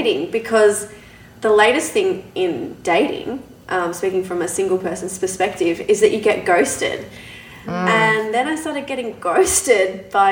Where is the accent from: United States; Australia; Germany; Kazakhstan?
Australia; moved away as an adult; now in Canada; I'm from Australia.